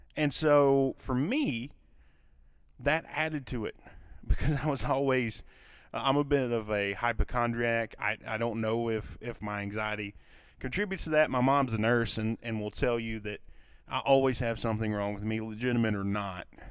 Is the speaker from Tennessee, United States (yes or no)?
no; Kentucky, United States; accent: southern; I'm from Kentucky, for those of you that do not know or, or couldn't tell from my accent, that I, I live in a, in a southern state